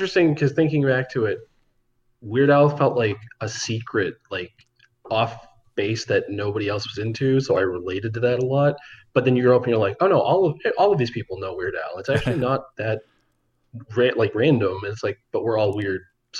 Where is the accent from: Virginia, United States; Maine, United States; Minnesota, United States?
Maine, United States; I grew up in Maine